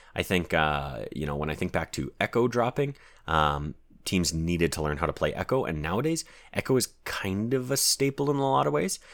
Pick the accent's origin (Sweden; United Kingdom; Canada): Canada